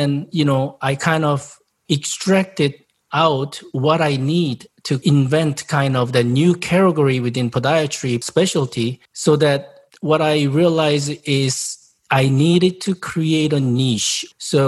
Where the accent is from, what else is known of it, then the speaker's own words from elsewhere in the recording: South Korea; English is a second language; moved away as an adult; also born or lived in Japan; now in United States; I'm originally from South Korea 30 years ago.